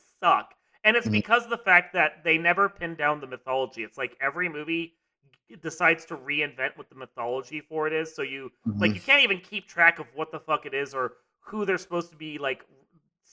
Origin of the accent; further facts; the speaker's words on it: United States; I'm American, I'm not Japanese